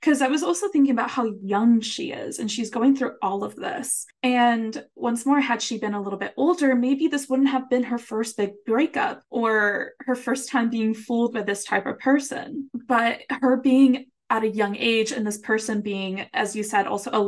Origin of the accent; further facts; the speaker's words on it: Puerto Rico; first language Spanish; English is a second language; I think it's a bit cultural as well, because, you know, I'm from Puerto Rico, my first language Spanish.